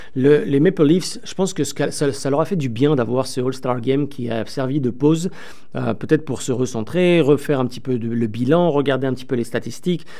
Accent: France; accent: French from France; moved away as an adult; now in Toronto, Canada; Vous l'entendrez peut-être un petit peu aussi avec mon accent, je suis aussi euh, français de France, bien que je suis au Canada depuis plus de 15 ans

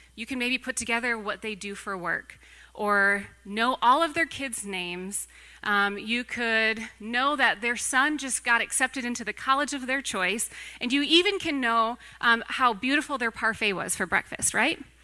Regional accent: Racine, Wisconsin, United States; I grew up in the church, and I grew up not far from here. I grew up in Racine.

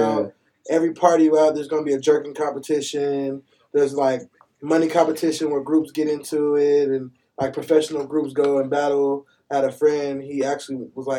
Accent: Fresno, California, United States; moved away; I'm from the Central Valley, directly in the middle, Fresno, California.

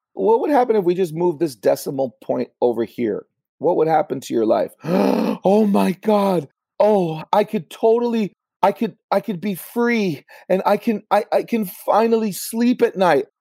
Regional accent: Los Angeles, California, United States; I grew up in LA with my single mom, and I did grow up in a Latino community

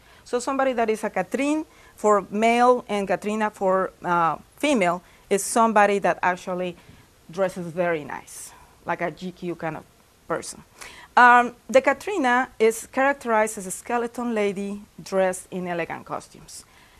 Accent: Mexico City, Mexico; moved away; also born or lived in Indiana, United States / Salamanca, Spain; I am originally from Mexico. I was born and raised in Mexico City.

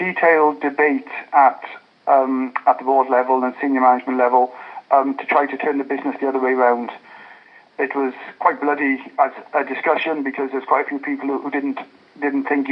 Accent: South Wales, United Kingdom; moved away as an adult; also born or lived in Hackney, London; I was born and brought up in South Wales

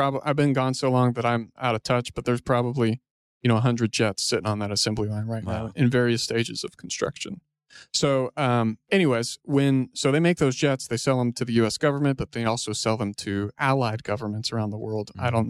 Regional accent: Houston, Texas, United States; moved away as an adult; also born or lived in Austin, Texas; now in Fort Worth, United States; Grew up in Houston.

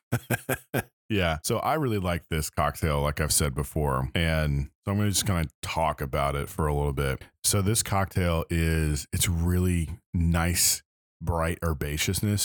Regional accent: Lenexa, Kansas, United States; now in Little Rock, United States; Lenexa, the town that I grew up in in Kansas

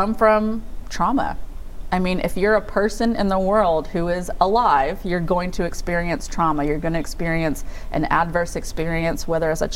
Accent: United States; I'm an American woman

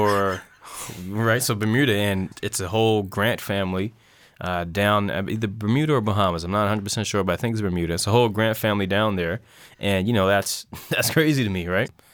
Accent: North Preston, Nova Scotia, Canada; it's the only place I grew up

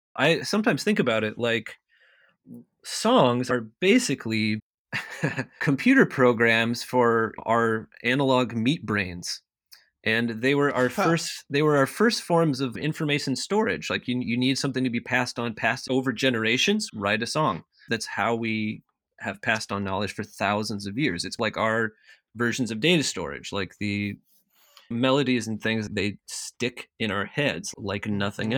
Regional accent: Eastern Washington, United States; moved away as an adult; also born or lived in Charleston, South Carolina / Maine; now in Minneapolis, United States; most of my childhood, at least my first memories and things, all take place in Eastern Washington, where where I grew up

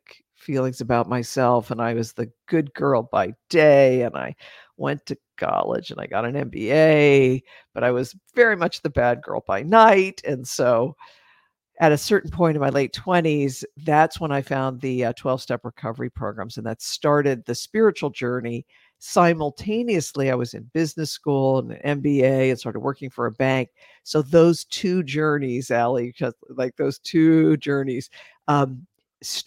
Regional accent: East Coast of the United States, United States; grew up on the East Coast of the United States

